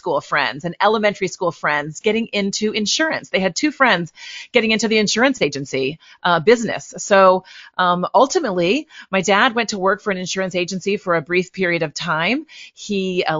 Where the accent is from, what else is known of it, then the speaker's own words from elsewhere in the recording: Litchfield, Illinois, United States; also born or lived in Chicago area, Illinois; now in St. Louis, United States; I grew up in Illinois, a small town in Litchfield, Illinois.